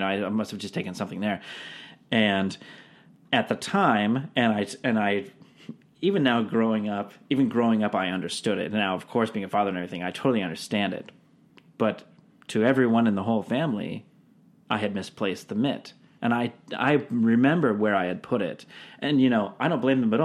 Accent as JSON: {"language": "English", "town": "Seattle", "region": "Washington", "country": "United States", "tie": "born or raised there", "said": "I grew up in Seattle"}